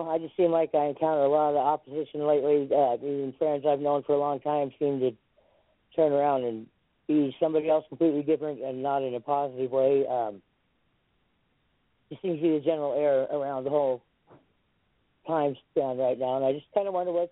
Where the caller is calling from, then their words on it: Los Angeles, California, United States; in Westwood, California.